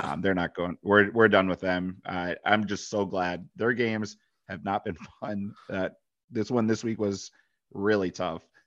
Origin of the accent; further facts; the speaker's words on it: Michigan, United States; moved away; Being from Michigan